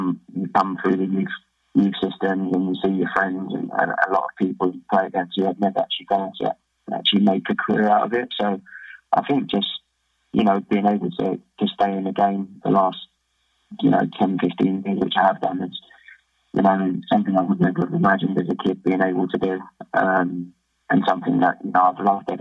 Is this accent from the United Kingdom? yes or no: yes; England, United Kingdom; moved away as an adult; now in Australia; as English, English players